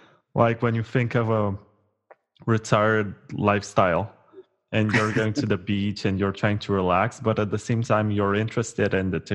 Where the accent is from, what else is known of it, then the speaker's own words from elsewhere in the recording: Romania; I'm from Romania.